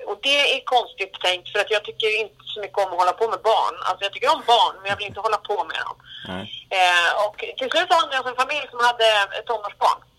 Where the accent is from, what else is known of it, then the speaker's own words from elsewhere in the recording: Gävle, Gävleborg County, Sweden; also born or lived in Södermalm, Stockholm; now in Stockholm, Sweden; Då är vi i Gävle, precis där jag är född och uppväxt.